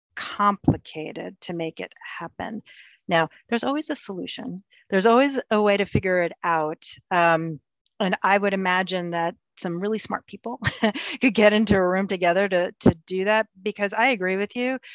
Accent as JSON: {"language": "English", "country": "United States", "tie": "born or raised there", "said": "we're Ukrainian American. I was born here. My folks um, came here as refugees after the Second World War"}